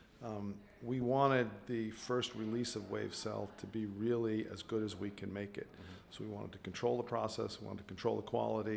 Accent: Long Island, New York, United States; also born or lived in Iowa; now in Portland, United States; I was born and raised in Long Island

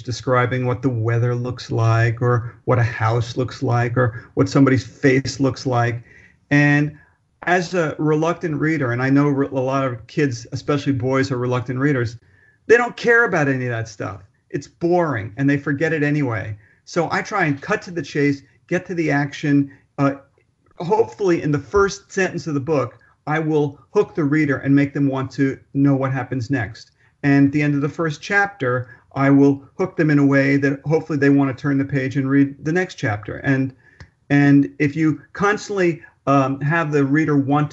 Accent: Newark, New Jersey, United States; moved away as an adult; now in New York City, United States; I was born on October 19th, 1955 in New York City. Very quickly, my family moved to New Jersey, Newark, New Jersey, beautiful Newark, New Jersey, where I grew up.

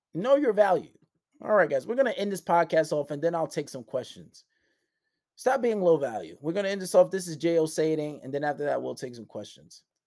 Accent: New York City, New York, United States; I grew up in Far Rockaway

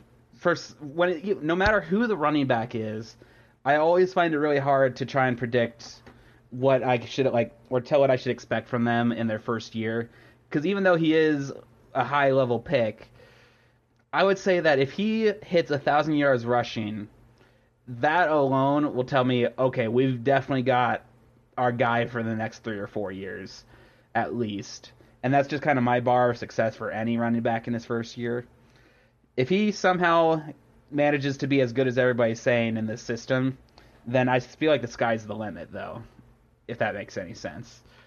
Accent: Kansas City, United States; also born or lived in New Jersey; I was born and raised around Kansas City area

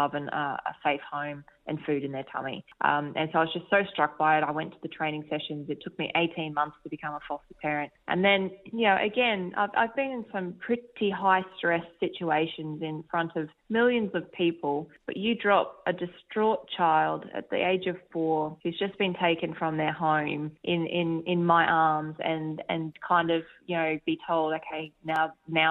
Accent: Australia

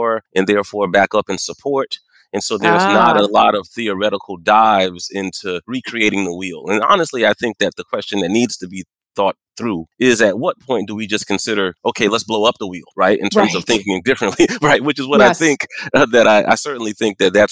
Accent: Moncks Corner, South Carolina, United States; moved away; also born or lived in Arkansas; I was raised right outside of Charleston, South Carolina, a small town called Monk's Corner.

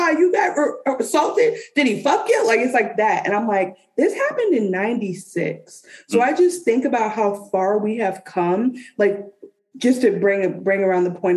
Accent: Detroit, Michigan, United States; I am from Detroit

